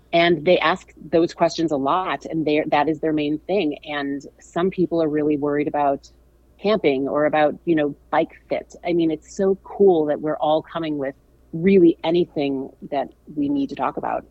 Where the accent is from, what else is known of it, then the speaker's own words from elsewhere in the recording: St. Louis, Missouri, United States; I'm from St. Louis.